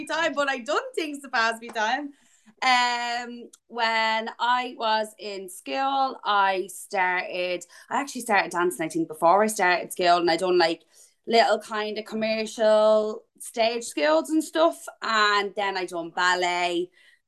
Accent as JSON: {"language": "English", "town": "Dublin", "region": "Leinster", "country": "Ireland", "tie": "born or raised there", "said": "I grew up on the north side of Dublin. I'm from Finglas, and I have been all my life. Still live here now."}